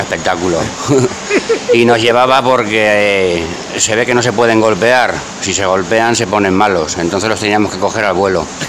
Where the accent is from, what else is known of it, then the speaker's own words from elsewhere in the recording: Barcelona, Catalonia, Spain; moved away; also born or lived in Campillo de Altobuey; cuando éramos pequeños, cuando vivíamos en Barcelona